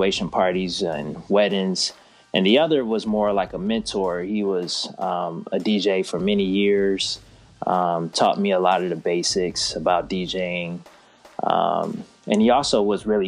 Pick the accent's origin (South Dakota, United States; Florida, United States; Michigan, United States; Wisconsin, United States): Michigan, United States; Detroit; now in Charlotte, United States; growing up in Detroit, coming to Charlotte